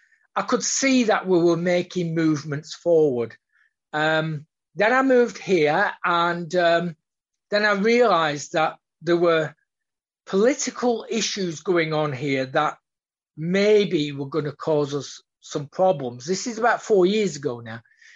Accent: Australia; So being an Australian, and we are very upfront. Aussies are generally upfront

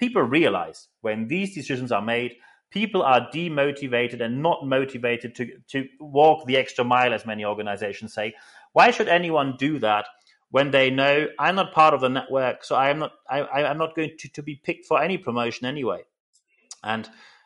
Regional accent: Germany; accent: German; English is a second language; moved away as an adult; now in United Kingdom; I'm just a German in the round here, but when I moved to the UK

